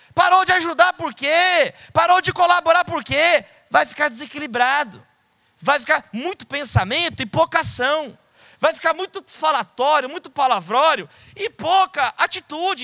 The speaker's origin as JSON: {"language": "Portuguese", "region": "São Paulo", "country": "Brazil", "said": "eu sou de São Paulo"}